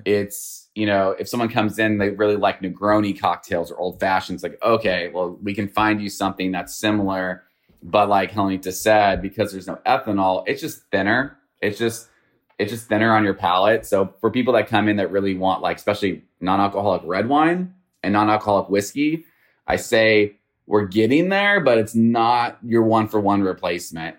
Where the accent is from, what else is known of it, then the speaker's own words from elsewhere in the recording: Northern California, United States; now in Houston, United States; I'm from Northern California.